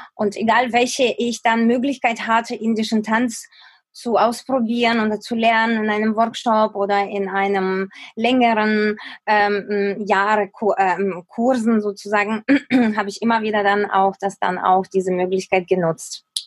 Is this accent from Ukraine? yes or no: yes; Ukraine; moved away as an adult; also born or lived in Kyiv; now in Germany; in der Ukraine, da wo ich aufgewachsen bin